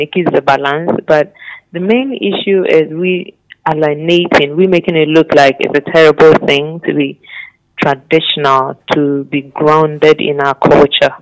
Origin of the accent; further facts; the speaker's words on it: Ghana; as a Ghanaian